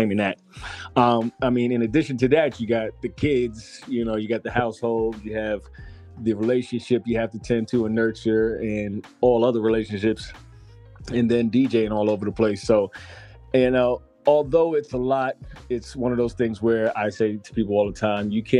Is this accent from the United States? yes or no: yes; New York City, New York, United States; moved away as an adult; now in Georgia, United States; I'm originally from New York City